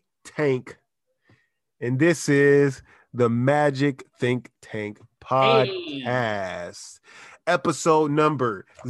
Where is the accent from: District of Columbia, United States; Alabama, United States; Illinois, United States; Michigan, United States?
District of Columbia, United States; Washington; now in San Diego, United States